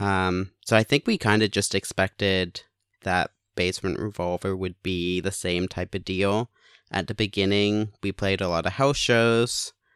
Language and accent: English; Canada; also born or lived in England; now in Hamilton, Canada; moved to Canada. I was born in England.